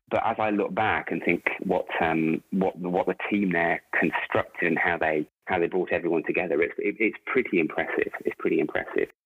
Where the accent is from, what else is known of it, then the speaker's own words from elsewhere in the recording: Rugby, West Midlands, United Kingdom; moved away as an adult; also born or lived in Warrington; now in Melbourne, Australia; I am originally from Rugby in the UK. Uh, born, born actually in uh, Warrington first, but then moved back down to Rugby with my parents when uh, I was about a year old, and lived there till I was 18.